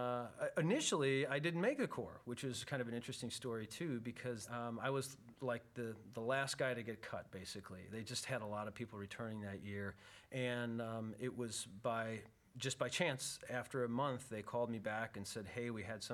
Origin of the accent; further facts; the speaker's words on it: Madison, Wisconsin, United States; moved away as an adult; also born or lived in Minnesota / Grand Rapids, Michigan; now in Buena Park, United States; I grew up in Madison, Wisconsin